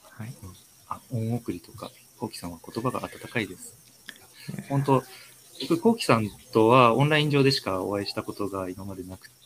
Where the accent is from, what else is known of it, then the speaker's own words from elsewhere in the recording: Ishikawa, Japan; now in Sapporo, Japan; 石川県生まれで、今、札幌在住です。